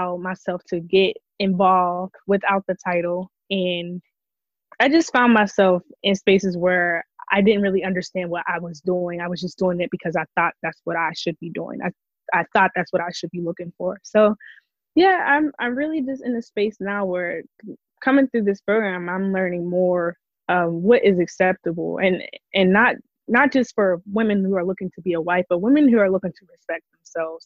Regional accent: Pittsburgh, Pennsylvania, United States; I'm from Pittsburgh, Pennsylvania.

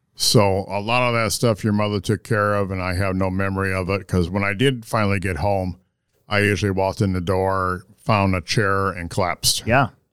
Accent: Sioux City, Iowa, United States; Where I was born and raised in Sioux City

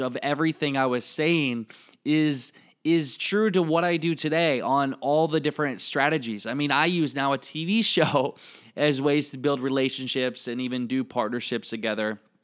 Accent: Iowa, United States; accent: Iowa; I still have my Iowa accent or how I talk

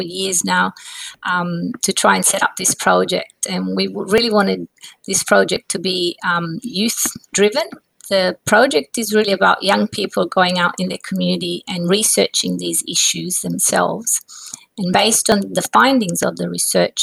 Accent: Positano, Campania, Italy; I grew up in a very beautiful part of Italy, which you may have heard of, called Positano on the Amalfi Coast

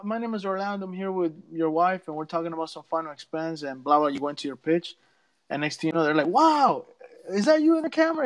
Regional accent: Nicaragua; now in Florida, United States; I'm from Nicaragua in Central America. I'm in Florida in the United States.

